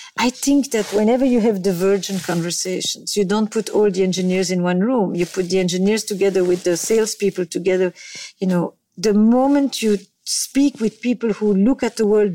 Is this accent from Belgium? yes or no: yes; Belgium; moved away; I come from Belgium